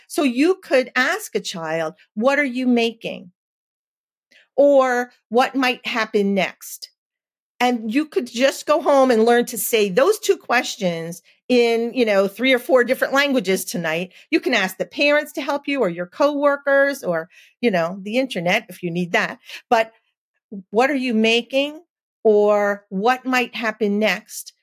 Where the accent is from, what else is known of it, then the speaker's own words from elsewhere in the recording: New Jersey, United States; I'm from New Jersey